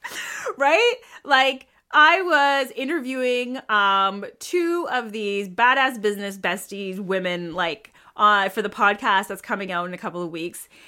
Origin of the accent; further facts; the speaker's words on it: Toronto, Ontario, Canada; I am hailing from Toronto, Canada.